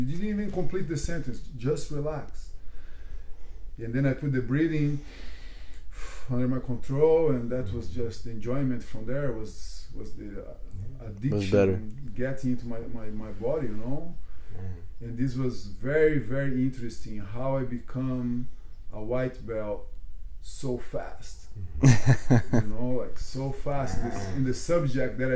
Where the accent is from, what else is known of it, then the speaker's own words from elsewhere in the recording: Brazil; moved away; also born or lived in London; I'm from Brazil